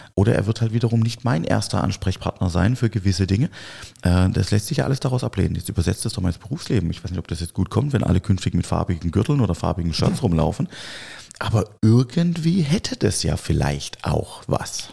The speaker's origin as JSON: {"language": "German", "area": "Swabia and Baden", "region": "Baden-Württemberg", "country": "Germany", "said": "Wir kommen ja hier aus dem Schwaben, Schwaben und Badenserland"}